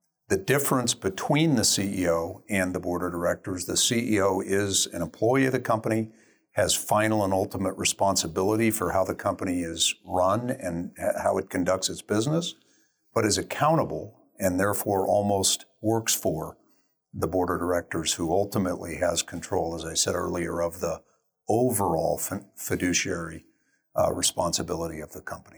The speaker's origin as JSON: {"language": "English", "town": "Denver", "region": "Colorado", "country": "United States", "tie": "born or raised there", "said": "Denver, Colorado."}